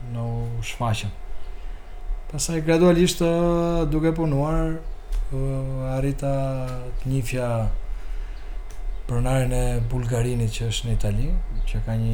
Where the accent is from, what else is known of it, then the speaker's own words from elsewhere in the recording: Albania; moved away as an adult; also born or lived in Calabria, Italy; mendova që gjëja më e mirë si çuni i ri që isha, të largohesha nga Shqipëria. Edhe unë isha për në Itali, ku atje fillova të punoja në fillim si ndërtim si gjithë shqiptarët.